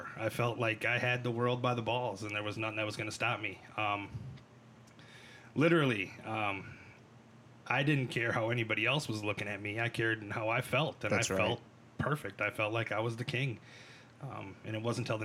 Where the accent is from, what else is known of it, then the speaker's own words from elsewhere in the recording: Cottage Grove, Minnesota, United States; also born or lived in St. Paul, Minnesota / Mankato, Minnesota; I was born in St. Paul, Minnesota. I grew up in Cottage Grove, right here in the heartland